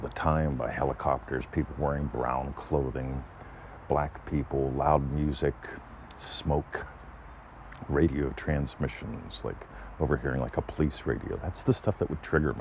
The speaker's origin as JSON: {"language": "English", "region": "Pennsylvania", "country": "United States", "tie": "born or raised there", "moved": "as an adult", "lives_now": "Melbourne, Australia", "said": "I grew up in Pennsylvania, as far as you can get away from here."}